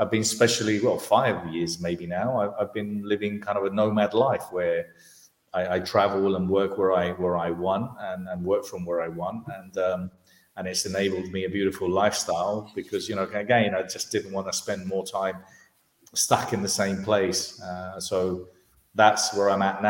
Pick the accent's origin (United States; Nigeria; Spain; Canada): Spain; moved away as an adult; also born or lived in London, United Kingdom; My parents are Spanish, I was born in London, but brought up in Spain.